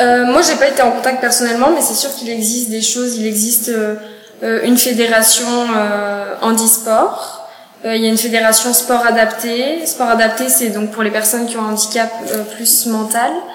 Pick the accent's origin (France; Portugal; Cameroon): France; Cognac, Nouvelle-Aquitaine; moved away as an adult; now in Montreal, Canada; moi, je suis née euh, dans la ville de Cognac